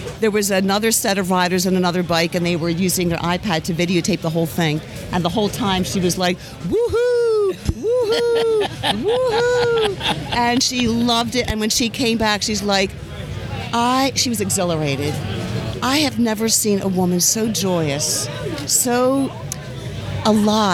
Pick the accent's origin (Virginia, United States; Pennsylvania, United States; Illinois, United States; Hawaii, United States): Pennsylvania, United States; Philadelphia; moved away as an adult; now in Sarasota, United States; I'm from Philadelphia originally